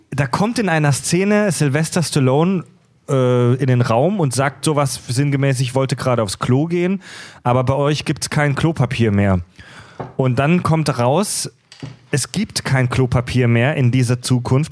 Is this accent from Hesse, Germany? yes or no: no; Kieselbronn, Baden-Württemberg, Germany; bei uns in Kieselbronn zu Hause